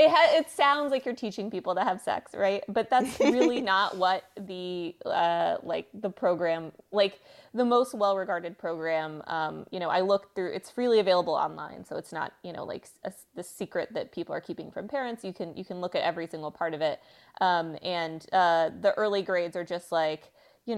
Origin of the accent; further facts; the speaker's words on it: Texas, United States; I'm from Texas